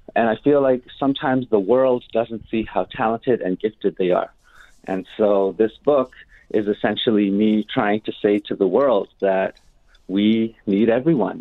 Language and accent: English; Winnipeg, Manitoba, Canada; also born or lived in Shamattawa First Nation; I was born and raised here in the North End